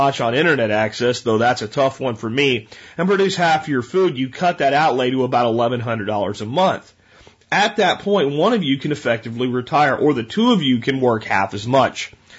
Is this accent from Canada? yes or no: yes; Canada; Remember, I'm Canadian. Our dollar is only worth about 80% of the U.S. dollar.